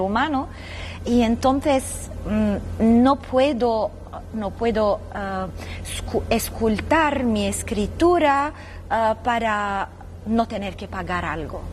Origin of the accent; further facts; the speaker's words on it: Lebanon; desde muy niña ah, había una guerra civil muy feroz en mi país, en el Líbano